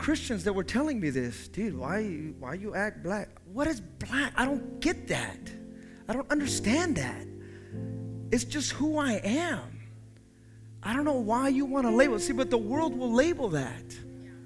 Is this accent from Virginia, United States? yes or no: no; the Bay Area, California, United States; moved away as an adult; also born or lived in the South; I grew up in the Bay